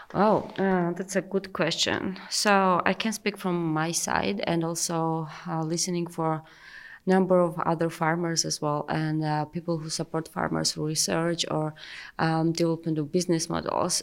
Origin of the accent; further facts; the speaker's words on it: Georgia; I'm from Georgia, and um, I directly do farming. I do have vineyards